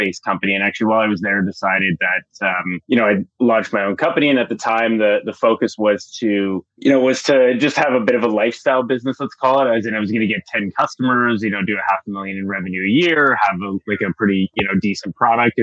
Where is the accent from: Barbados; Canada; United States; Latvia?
Canada; Timmins, Ontario; moved away; I'm actually from a really small town in northern Ontario, Timmins